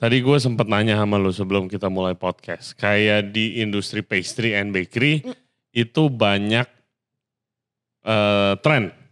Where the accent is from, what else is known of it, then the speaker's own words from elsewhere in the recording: Indonesia; gue dari kecil tinggal di Indo